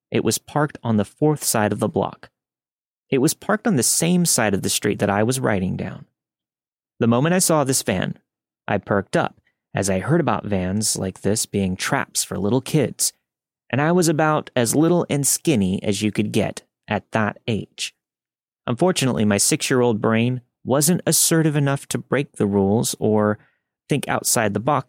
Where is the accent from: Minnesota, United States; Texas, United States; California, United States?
California, United States; Northern; I grew up in Northern California